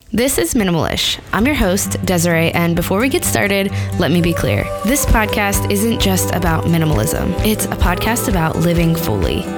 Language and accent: English; Pittsburgh, Pennsylvania, United States; Pittsburgh, which is my hometown.